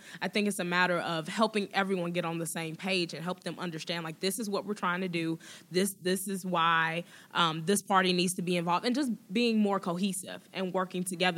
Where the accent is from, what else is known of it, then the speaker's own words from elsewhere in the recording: Chicago, Illinois, United States; I grew up in Beverly, south side of Chicago